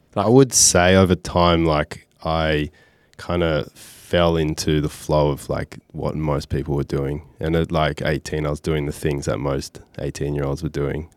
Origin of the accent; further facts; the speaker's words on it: Byron Bay, New South Wales, Australia; I grew up in Byron Bay